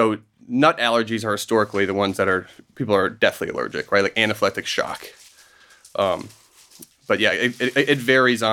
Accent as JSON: {"language": "English", "town": "Minneapolis", "region": "Minnesota", "country": "United States", "tie": "born or raised there", "also_born_or_lived": "Wisconsin / Indiana / Seattle", "moved": "as an adult", "said": "I grew up in Minneapolis"}